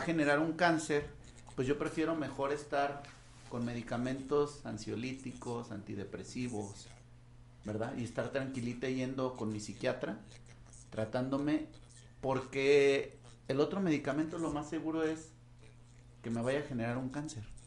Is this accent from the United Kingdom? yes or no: no; Mexico; Como buenos mexicanos